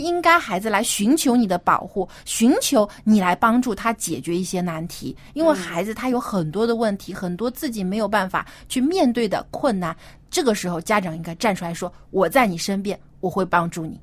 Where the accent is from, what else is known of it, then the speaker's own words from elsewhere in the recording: China; 我们中国人可能也是还有一些这种传统和保守的思想